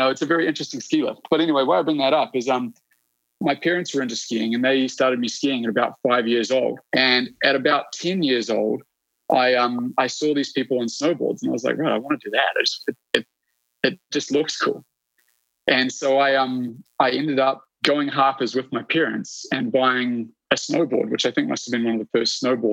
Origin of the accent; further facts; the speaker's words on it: New Plymouth, Taranaki, New Zealand; accent: New Zealand; moved away as an adult; now in Whistler, Canada; I grew up in a little town. It's called New Plymouth, which is on the west coast of the North Island of New Zealand